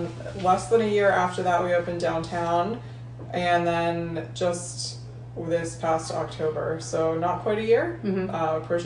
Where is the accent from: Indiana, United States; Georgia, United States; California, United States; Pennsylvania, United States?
Pennsylvania, United States; Bethel Park; So I grew up in Pittsburgh as well. Bethel Park was where I grew up and went to school.